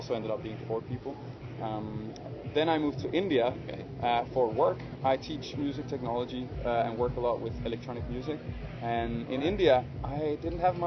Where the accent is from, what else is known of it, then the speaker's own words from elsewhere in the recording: Copenhagen, Capital Region of Denmark, Denmark; I'm from Copenhagen, Denmark